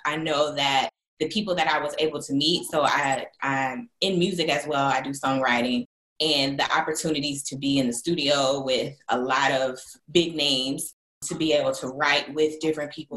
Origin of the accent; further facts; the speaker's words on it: Jacksonville, Florida, United States; also born or lived in Los Angeles; now in Charlotte, United States; I'm from Jacksonville, Florida, but currently I live in Charlotte, North Carolina.